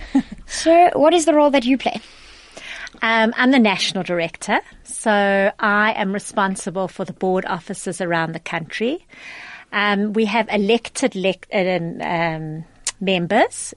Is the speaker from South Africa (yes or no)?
yes; South Africa; as South African Jews